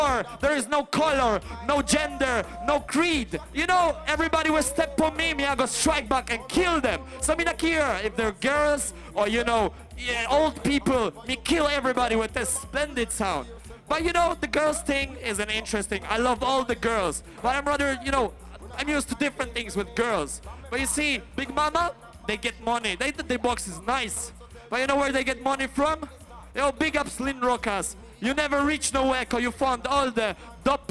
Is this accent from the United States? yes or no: no; Poland; we come from Poland. And we represent Eastern Europe proudly